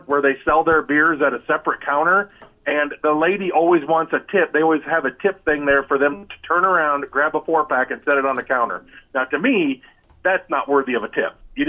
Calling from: Osceola, United States

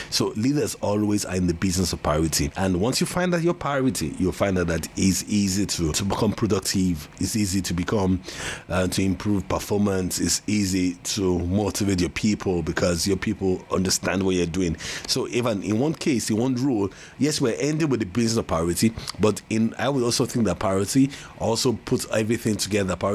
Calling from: Lagos, Nigeria; and I'm speaking from Lagos, Nigeria.

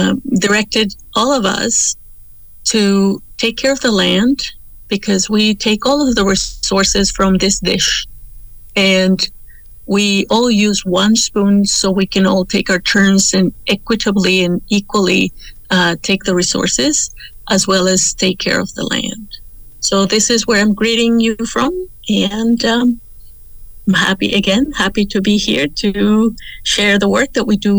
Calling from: Toronto, Ontario, Canada; The Mohawk War for the city is Tacaronto, and many of us know it as Toronto

